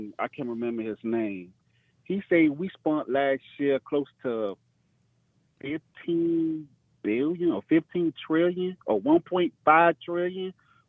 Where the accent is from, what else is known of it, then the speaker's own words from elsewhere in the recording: the South, United States; also born or lived in Dade County, Florida; I'm from the South.